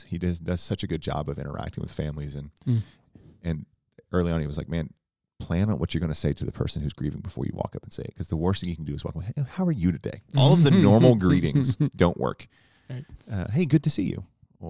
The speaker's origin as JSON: {"language": "English", "region": "Tornado Alley", "country": "United States", "tie": "born or raised there", "said": "I grew up in Tornado Alley, you didn't."}